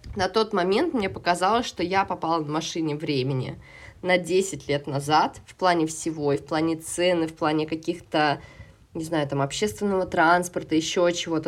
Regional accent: Saint Petersburg, Russia; moved away as an adult; now in Moscow, Russia; в Петербурге я жила и выросла, э, в Москве я живу сейчас

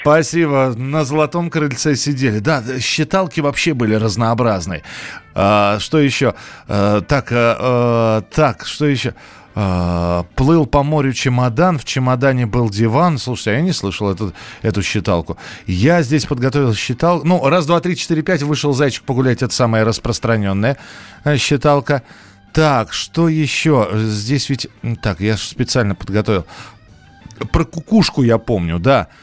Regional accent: Moscow, Russia; У нас в Москве

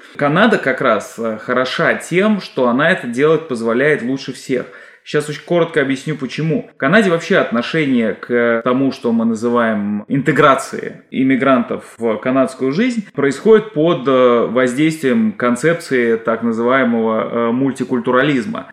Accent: Russia; now in Canada

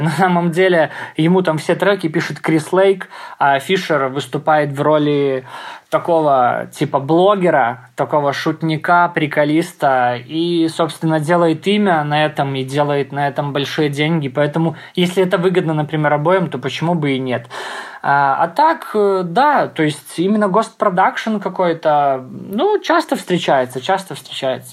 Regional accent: Grodno, Grodno Region, Belarus; в родном городе, да, в Гродно, где я живу

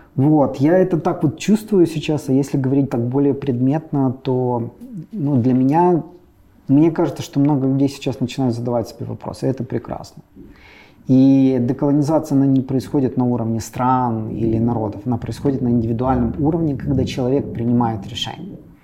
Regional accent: Ukraine; я из Украины

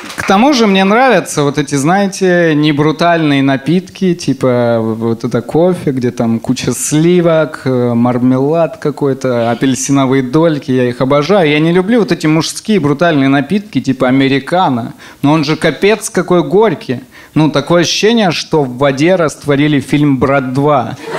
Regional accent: Semikarakorsk, Rostov Oblast, Russia; Я из Семикаракорска, это маленький город. И, и когда я был маленьким, рядом с нашим домом жили цыгане

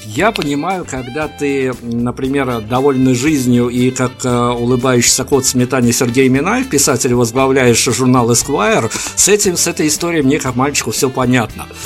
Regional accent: Belarus; я как белорус говорю это достаточно ответственно

